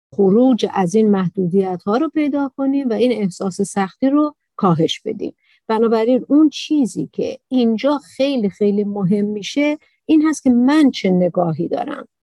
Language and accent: Persian; Iran; تو ایران به دنیا آمدم تو عربستان نیستم